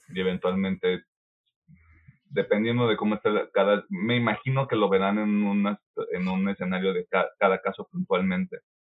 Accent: Mexico; somos de México nosotros

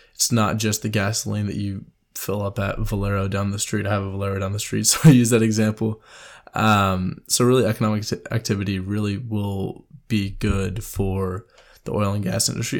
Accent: Houston, Texas, United States; I'm from Houston

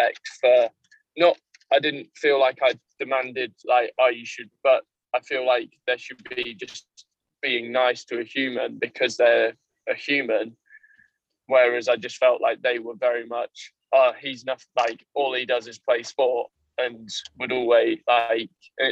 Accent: Yorkshire and the Humber, United Kingdom; accent: Yorkshire; moved away; also born or lived in Kent; I was one of the only Yorkshiremen in the school. So I had my accent was a lot stronger than everyone else's

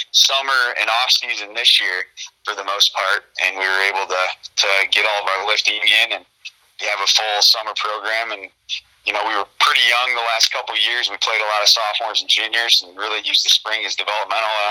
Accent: Bureau Valley, Illinois, United States; the job back home at Bureau Valley

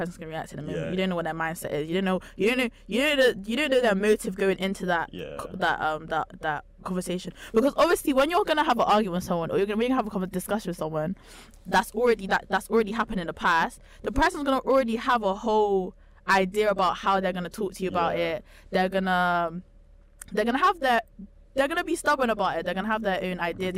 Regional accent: Jamaica; as a Jamaican

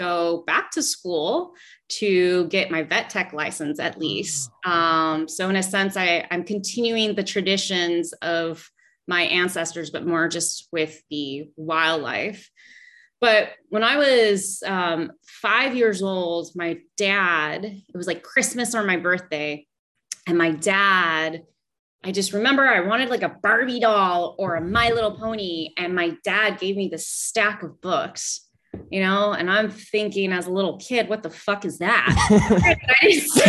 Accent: Los Angeles, California, United States; moved away as an adult; now in Belize; I'm originally from Los Angeles, California

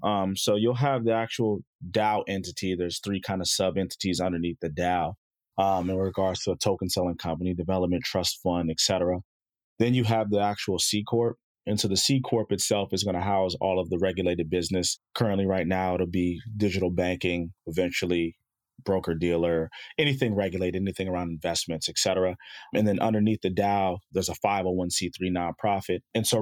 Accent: Chicago, Illinois, United States; born there; moved away; also born or lived in South Jersey, United States; I was born in Chicago, moved out to South Jersey.

